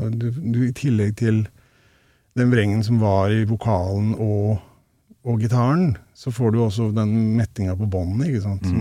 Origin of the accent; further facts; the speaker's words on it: Rauland, Vestfold og Telemark, Norway; Som du sikkert hører, så har jeg ikke så mye igjen av dialekta heller.